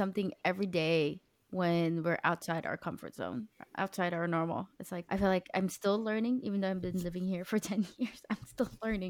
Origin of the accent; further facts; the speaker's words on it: United States; now in Denmark; for me as an American